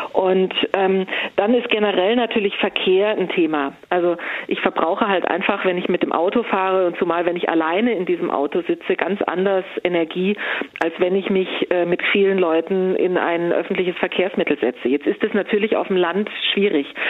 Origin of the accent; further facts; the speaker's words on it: Stuttgart, Baden-Württemberg, Germany; moved away; ich komme aus Stuttgart ursprünglich